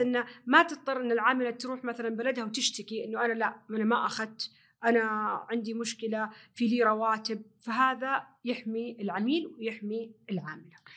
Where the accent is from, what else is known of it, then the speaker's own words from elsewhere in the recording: Saudi Arabia; الاداب والتقاليد الموجوده عندنا في السعوديه